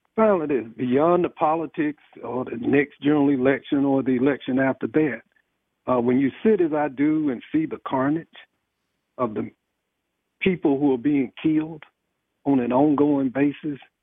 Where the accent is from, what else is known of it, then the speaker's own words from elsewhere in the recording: Athens, Georgia, United States; I grew up in Athens, I was a legislator